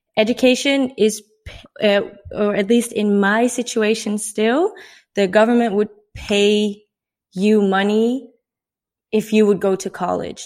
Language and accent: English; Netherlands; moved away as an adult; I'm from the Netherlands. Uh, I'm 24 years old